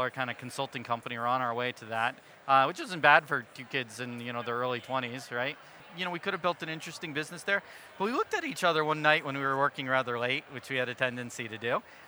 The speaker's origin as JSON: {"language": "English", "town": "Wilbraham", "region": "Massachusetts", "country": "United States", "tie": "born or raised there", "said": "I grew up in a little town right off the turnpike west of Boston, so called Wilbraham, Massachusetts, home of Friendly Ice Cream"}